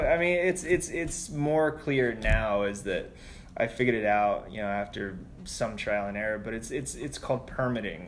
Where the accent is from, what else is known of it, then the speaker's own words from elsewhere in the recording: New Mexico, United States; moved away as an adult; also born or lived in Albuquerque, New Mexico / Los Angeles, California; now in New York, United States; I've worked in New Mexico, which is my home state